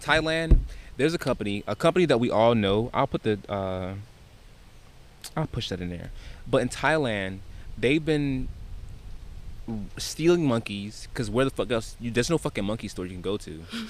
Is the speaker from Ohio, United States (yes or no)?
no; Florida, United States; we're from Florida.